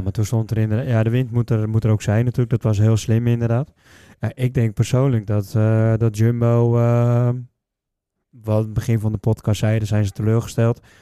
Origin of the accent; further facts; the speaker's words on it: Netherlands; wij Nederlanders